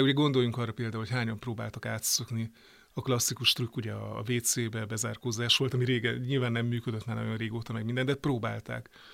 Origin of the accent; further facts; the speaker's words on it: Great Hungarian Plain, Hungary; Én ugye Alföldi vagyok